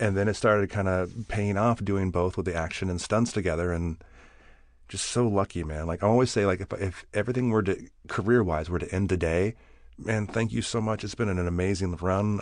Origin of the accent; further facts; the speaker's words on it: Bakersfield, California, United States; I grew up in Bakersfield